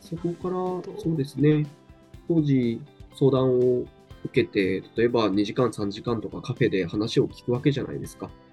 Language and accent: Japanese; Hachinohe, Aomori, Japan; moved away as an adult; now in Utsunomiya, Japan; もともと青森県八戸市というところ出身でして、うん、そこから今、栃木県宇都宮に大学進学の際に来て、今、そのままここにいて10年くらい経